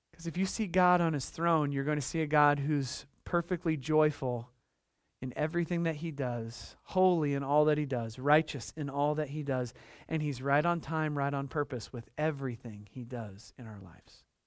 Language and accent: English; United States; as an American Christian